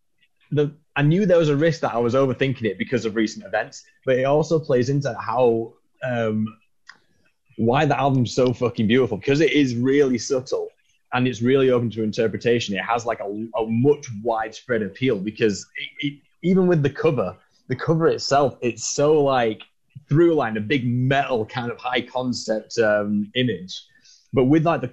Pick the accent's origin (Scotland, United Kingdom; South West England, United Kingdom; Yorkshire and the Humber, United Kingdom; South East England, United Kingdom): Yorkshire and the Humber, United Kingdom; Halifax; my hometown of Halifax in the UK